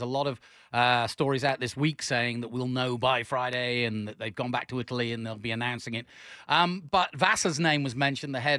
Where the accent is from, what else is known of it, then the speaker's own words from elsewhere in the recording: England, United Kingdom; I'm an Englishman